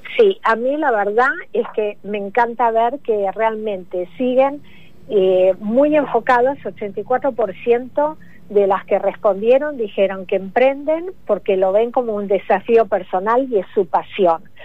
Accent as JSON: {"language": "Spanish", "country": "Argentina", "moved": "yes", "lives_now": "United States", "said": "como argentina que soy, aunque vivo hace mucho en Estados Unidos"}